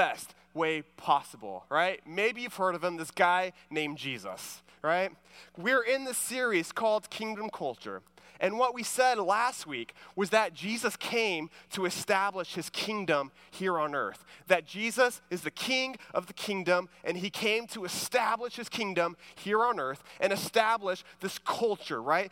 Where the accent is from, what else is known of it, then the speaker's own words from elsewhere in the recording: Houston, Texas, United States; I'm from the Houston area